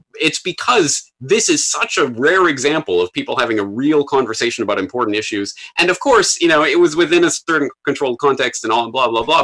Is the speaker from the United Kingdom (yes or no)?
no; Canada; now in Japan; I'm a Canadian in Japan